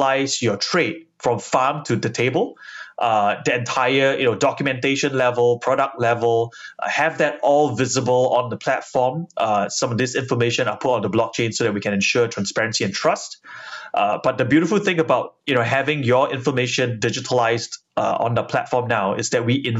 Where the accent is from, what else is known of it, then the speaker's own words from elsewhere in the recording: Singapore; we're all Singaporeans